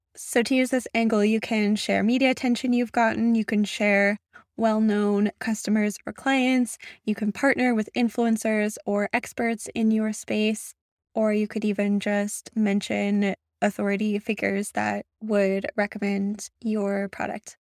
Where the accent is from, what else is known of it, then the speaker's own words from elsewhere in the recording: Canada; I'm a Canadian